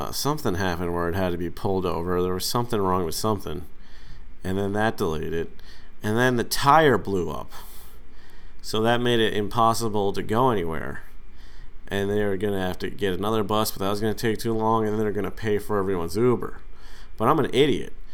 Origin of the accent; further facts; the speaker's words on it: Massachusetts, United States; now in New York City, United States; my home state of Massachusetts